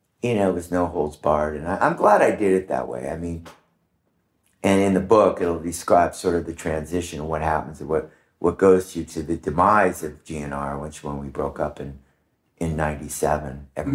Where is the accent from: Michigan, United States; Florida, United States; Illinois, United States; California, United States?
California, United States; Orange County; I grew up in Orange County, Dana Point Harbor was sort of mecca for smuggling